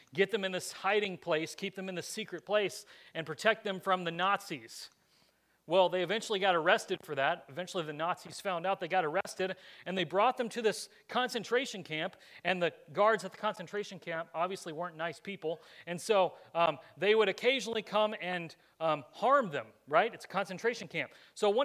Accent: United States; this nation is where I was born, and Lord willing, where I get to raise my kids

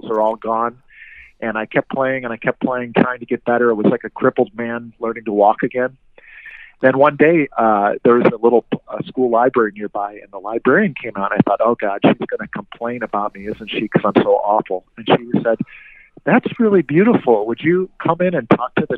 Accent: Rochester, New York, United States; moved away; I'm from Rochester, New York originally

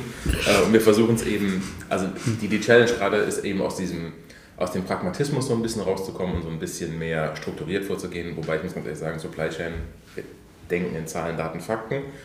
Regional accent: Koblenz, Rhineland-Palatinate, Germany; moved away as an adult; also born or lived in Poland; meiner Heimatstadt Koblenz

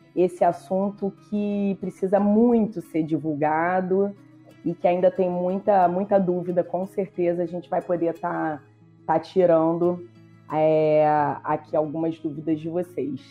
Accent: Rio de Janeiro, Brazil; eu sou do Rio de Janeiro

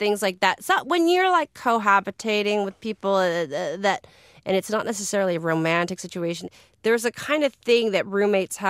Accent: San Francisco, California, United States; I'm from San Francisco. I was born there. I was raised there.

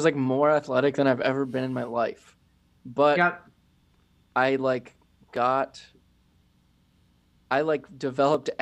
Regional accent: Florida, United States; moved away; I grew up in Florida

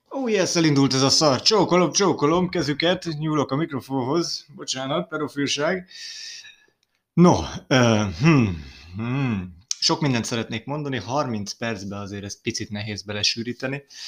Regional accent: Hungary; ide születtem

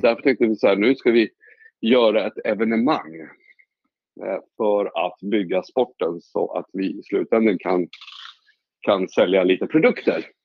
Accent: Åkersberga, Stockholm County, Sweden; Jag är ju uppvuxen i Åkersberga, inte långt därifrån

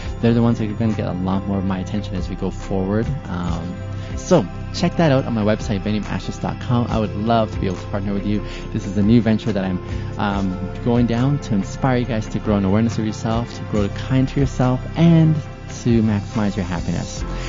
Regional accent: Arizona, United States; Now I am from Arizona.

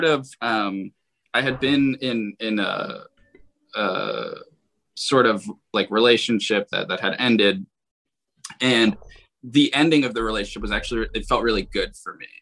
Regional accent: Philadelphia, Pennsylvania, United States; I'm from Philadelphia

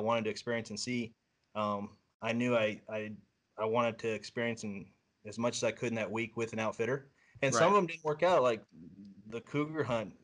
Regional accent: Southeast Iowa, United States; I grew up here in Iowa. It's my home

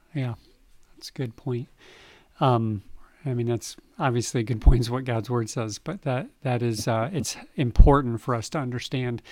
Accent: United States; as an American.

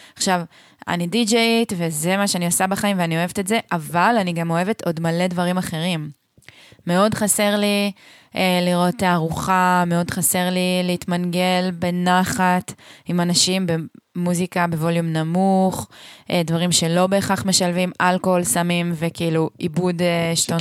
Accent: a moshav in central Israel, Israel; moved away as an adult; now in Hula Valley, Israel; אני באמת גדלתי בצורה הכי מרכזניקית שיש

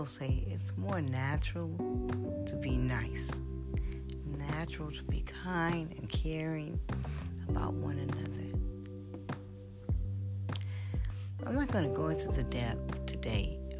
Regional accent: New Orleans, Louisiana, United States; I'm from New Orleans and we eat catfish and crawfish

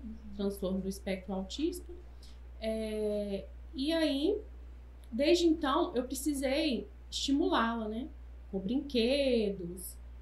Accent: Taiobeiras, Minas Gerais, Brazil; moved away as an adult; now in Governador Valadares, Brazil; eu sou de Taiomi

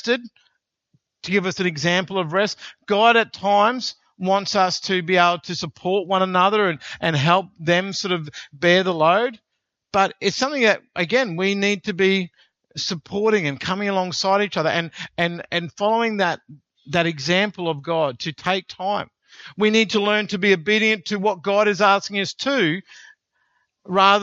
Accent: Australia; because we're Australian

